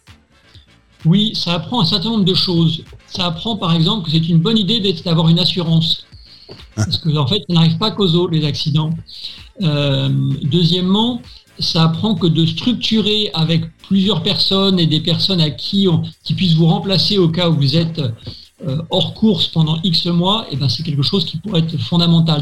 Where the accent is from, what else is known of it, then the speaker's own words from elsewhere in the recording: France; moved away as an adult; now in Hong Kong; français de cœur et, et de ventre, mais je suis fondamentalement maintenant un Hongkongais